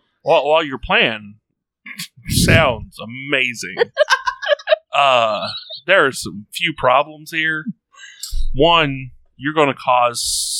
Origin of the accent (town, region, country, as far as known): Texas, United States